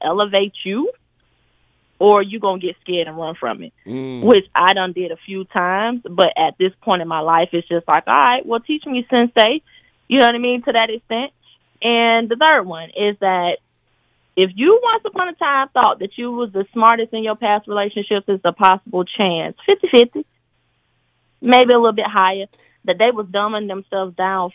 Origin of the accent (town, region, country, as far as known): Atlanta, Georgia, United States; accent: country